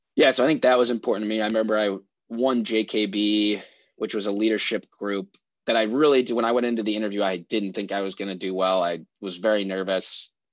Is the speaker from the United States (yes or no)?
yes; Oak Park, Illinois, United States; I grew up in Oak Park.